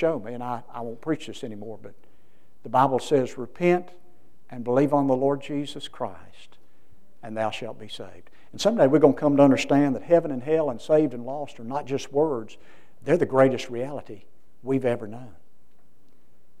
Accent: United States; my hometown of Parrisburg.

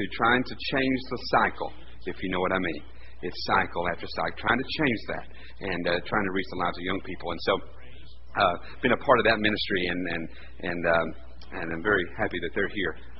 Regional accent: Bristol, Tennessee, United States; accent: Appalachian; I'm from Bristol originally, and I went down and I went to Hiawatha College, University of Tennessee

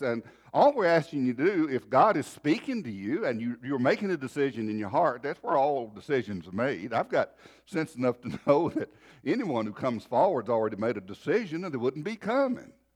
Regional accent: North Carolina, United States; moved away; also born or lived in Texas; we're originally from North Carolina, a little place down foot of hills

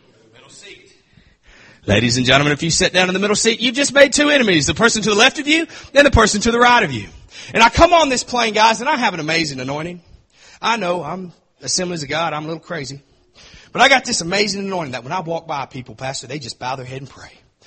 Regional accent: Texas, United States; I'm from Texas

